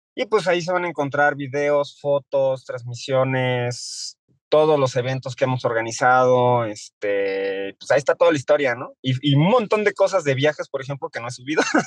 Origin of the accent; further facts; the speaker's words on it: Mexico; nos pesa mucho como mexicanos